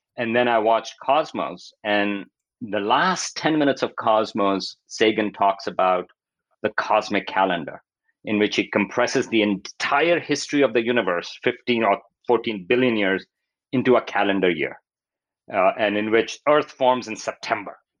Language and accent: English; Pakistan; moved away; I grew up in Pakistan